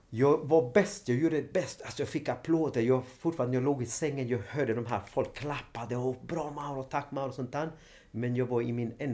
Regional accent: Sweden; Ja, men, nej, men jag är från Sverige.

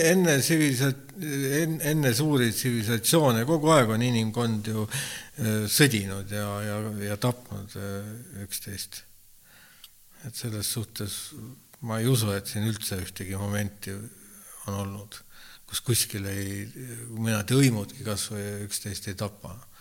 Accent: Estonia; ma olen siia sündinud

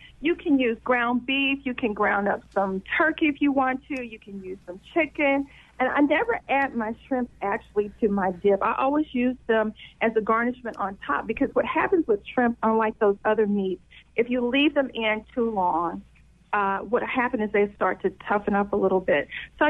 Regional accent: the South, United States; because I'm from the South

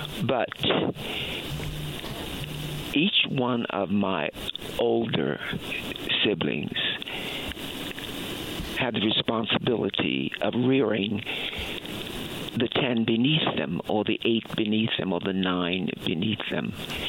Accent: Baltimore, Maryland, United States; Baltimore, Maryland.

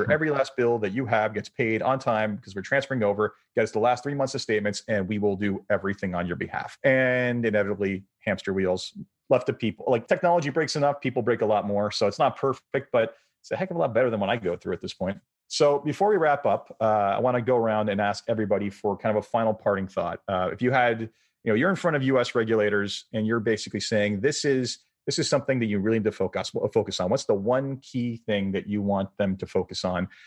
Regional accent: Canada; I'm Canadian.

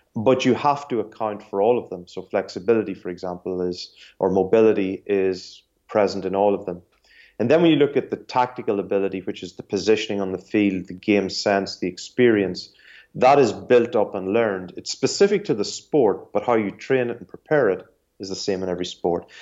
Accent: Ireland; I'm Irish and, uh, I grew up in Ireland

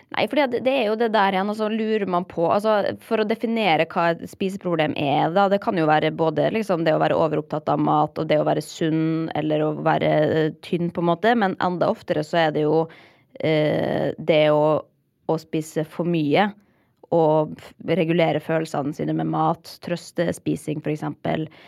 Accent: Molde, Møre og Romsdal, Norway; moved away as an adult; also born or lived in Oslo; da jeg flytta fra Molde da, etter videregående

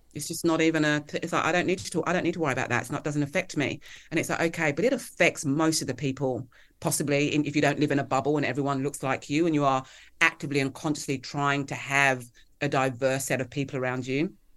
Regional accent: Kent and Hertfordshire, South East England, United Kingdom; moved away as an adult; also born or lived in London, England; now in Melbourne, Australia; I grew up in Kent, um, and Hertfordshire in the U K

